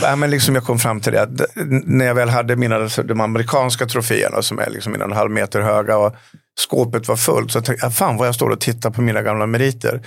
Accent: Falun, Dalarna County, Sweden; en liten pojke hemma i Falun

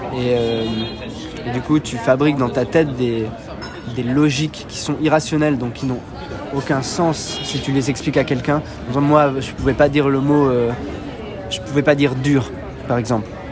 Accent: Switzerland; moved away as an adult; now in Paris, France; J'ai bon, grandi avec mes parents et un grand frère et une grande sœur en Suisse

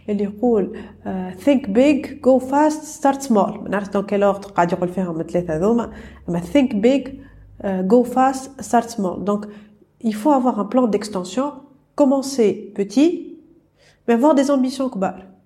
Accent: Tunisia

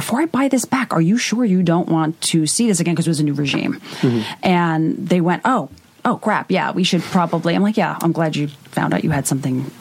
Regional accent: Long Island, New York, United States; moved away as an adult; now in Los Angeles, United States; Long Island, where I'm from originally

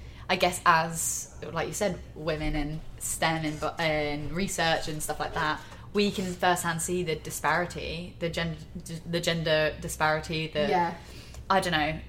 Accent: Surrey, South East England, United Kingdom; moved away as an adult; also born or lived in Sheffield; now in Liverpool, United Kingdom; I am not from Liverpool. I am from Surrey.

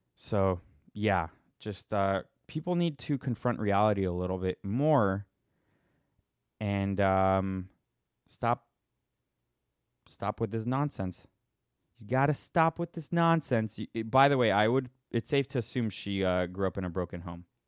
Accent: Boston, Massachusetts, United States; I'm from Boston

